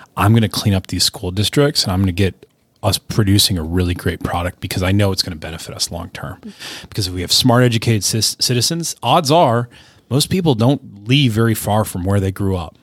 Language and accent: English; United States; as an American